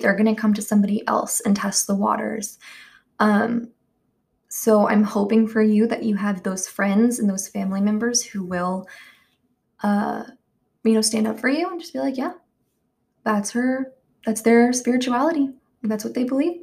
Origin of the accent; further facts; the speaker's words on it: the Bible Belt, United States; I grew up in the Bible Belt